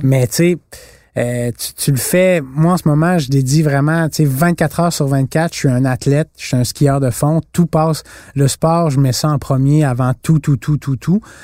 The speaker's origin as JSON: {"language": "French", "country": "Canada", "said": "on vient du Canada"}